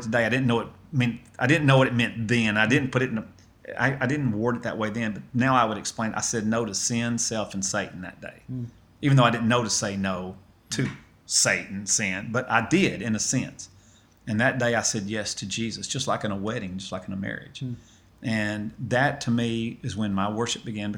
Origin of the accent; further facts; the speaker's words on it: Lawrence County, Middle Tennessee, United States; now in Athens, United States; I'm actually from Middle Tennessee, in a county called Lawrence County that is on the border of Alabama.